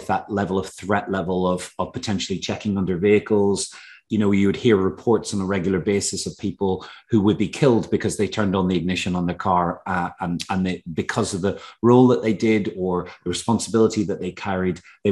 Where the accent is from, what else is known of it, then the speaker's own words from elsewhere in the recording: Northern Ireland, United Kingdom; I grew up in Northern Ireland, in actually quite a rural area of Northern Ireland